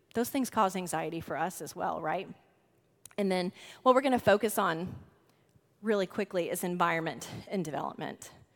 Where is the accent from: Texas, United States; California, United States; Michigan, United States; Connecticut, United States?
Texas, United States; The Woodlands; We are from the Woodlands, Texas.